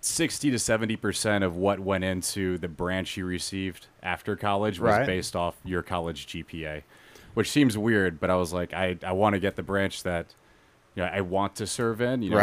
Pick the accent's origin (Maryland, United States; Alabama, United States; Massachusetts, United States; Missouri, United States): Alabama, United States; Birmingham; born there; also born or lived in Nashville / Clarksville; So I was actually born in Birmingham, Alabama.